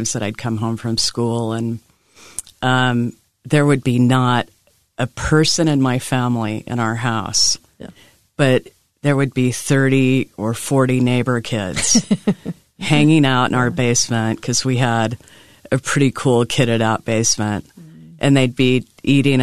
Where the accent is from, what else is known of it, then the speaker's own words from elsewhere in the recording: Bountiful, Utah, United States; also born or lived in Kanab, Utah; I grew up in Bountiful, Utah, and I went to Viewmont High School